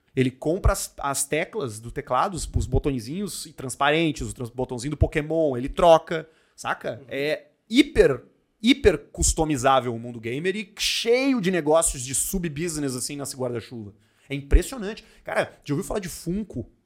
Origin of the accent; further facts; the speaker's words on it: Porto Alegre, Rio Grande do Sul, Brazil; Nasci em Porto Alegre, morei em AP a minha vida inteira